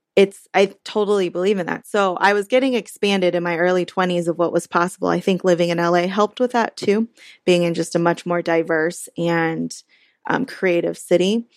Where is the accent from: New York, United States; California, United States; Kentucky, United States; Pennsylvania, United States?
California, United States; Orange County; I grew up in Orange County, which is a pretty conservative place